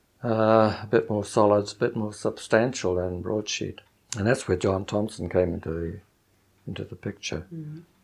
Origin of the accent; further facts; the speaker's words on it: New Zealand; being a New Zealander